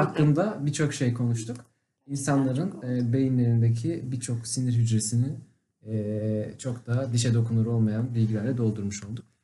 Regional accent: Konya, Turkey; ben Konyalıyım

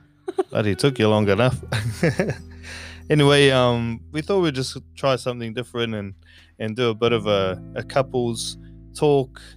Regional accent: New Zealand; moved away as an adult; also born or lived in Kauri / Makatu; now in Australia; I'm from New Zealand, from Kauri, um, but I was brought up in Makatu as well. So technically, I don't know where I'm from

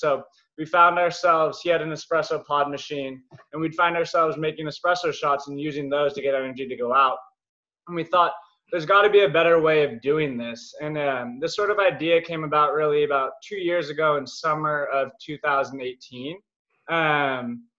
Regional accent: Marin County, California, United States; also born or lived in Berkeley, California / New York; big shout out to Marin. Obviously, I was born and raised here. Huge extended family here. It's a great place to grow up.

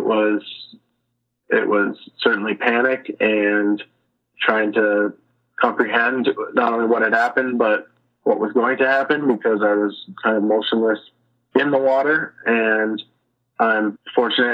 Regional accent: Chanhassen, Minnesota, United States; I'm from Chanhassen, Minnesota. Lived in the Midwest basically my whole life and grew up here

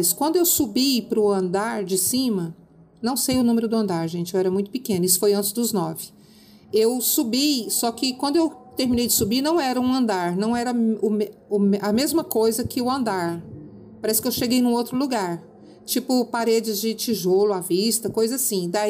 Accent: Uberlândia, Minas Gerais, Brazil; born there; Minha família é de Minas, nasci em, em Uberlândia, inclusive.

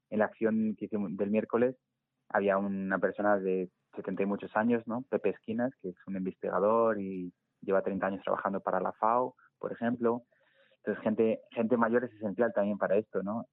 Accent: Segovia, Castile and León, Spain; moved away as an adult; now in Madrid, Spain; yo soy de Segovia, de un pueblo de Segovia eh, y me mudé a Madrid

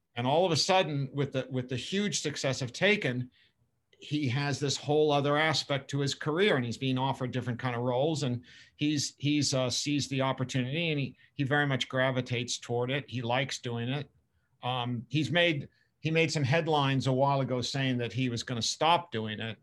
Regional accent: Boston area, New England, Massachusetts, United States; I grew up both in England and in, outside the Boston area in New England.

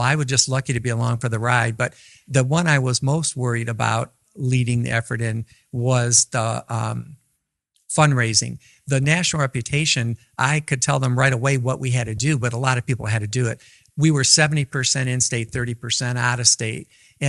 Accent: Midwest, United States; I'm a Midwesterner.

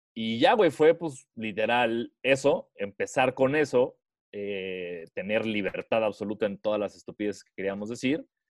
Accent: Mexico; De México

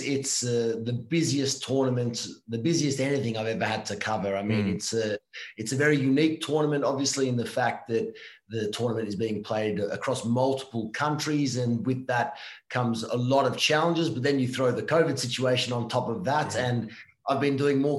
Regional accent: Victoria, Australia; moved away as an adult; now in Italy; I was born in Australia, yes, but all my family were born and raised here in Italy.

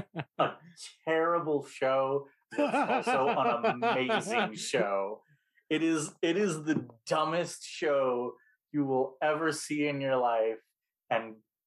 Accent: Alaska, United States; born there; I was born in Alaska, so all of my friends and I were really big fans of the episode Ice.

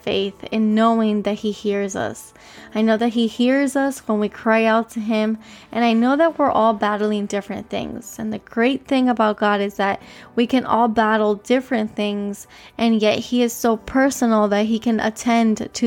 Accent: Miami, Florida, United States; I was born here in Miami, Florida

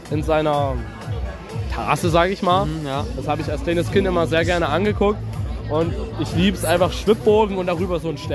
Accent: Ohorn, Saxony, Germany; ich bin 18 Jahre alt, ich komme aus Ohorn und äh, helfe meinem Vati mit beim Weihnachtsmarkt.

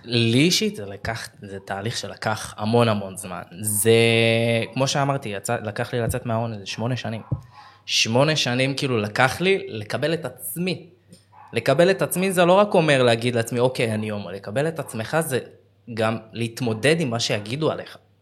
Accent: Beersheba, Southern District, Israel; moved away as an adult; also born or lived in Tel Aviv; אני בן 29, אני מבאר שבע

